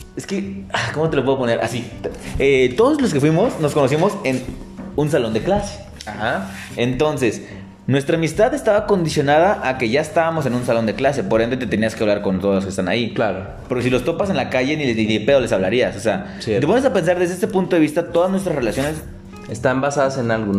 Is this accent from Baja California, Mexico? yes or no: no; Tapachula, Chiapas, Mexico; now in Guadalajara, Mexico; regresas a donde naciste, donde te hallas, donde conoces todo, conoces a muchos